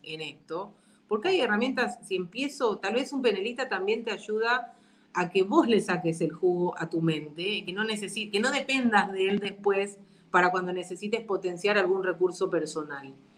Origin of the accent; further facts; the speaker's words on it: Argentina; now in Paraguay; Yo que, si bien nací en Argentina, vivo en Paraguay hace mucho tiempo, me doy cuenta de las diferencias culturales que tenemos.